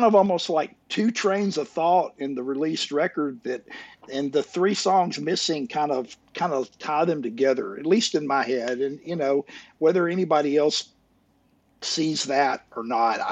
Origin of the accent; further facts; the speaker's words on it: Muscle Shoals, Alabama, United States; my hometown